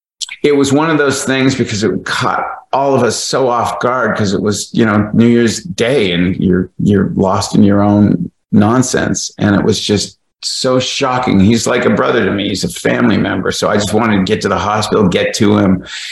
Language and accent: English; Kingston, Ontario, Canada; the Mike McCluskey character was based on a guy I grew up with in Kingston